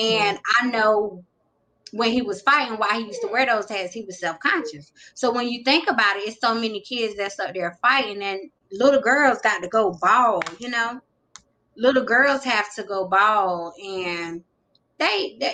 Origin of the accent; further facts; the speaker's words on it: North Carolina, United States; also born or lived in Greenville, North Carolina; I'm from North Carolina. I reside in a little city called Greenville